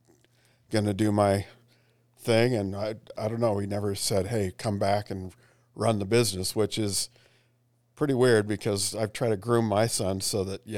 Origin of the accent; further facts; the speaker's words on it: Salt Lake City, Utah, United States; Actually, I grew up in Utah, Salt Lake City, Utah.